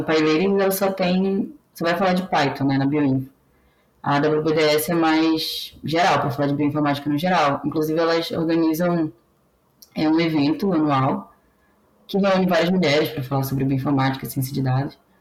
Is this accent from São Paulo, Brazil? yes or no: no; Belém, Pará, Brazil; moved away; also born or lived in São Carlos; eu sou do Pará, sou paraense, sou de Belém